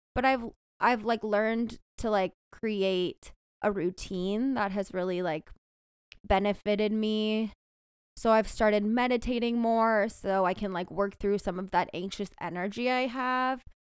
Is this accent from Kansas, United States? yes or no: no; San Diego, California, United States; moved away as an adult; also born or lived in Stanford, California / Texas; now in Bay Area, United States; I grew up in Southern California in San Diego